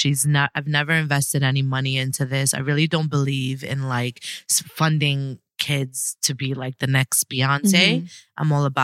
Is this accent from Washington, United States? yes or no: no; New York City, New York, United States; now in Miami, United States; So I was born and raised in Brooklyn, New York, BK all day.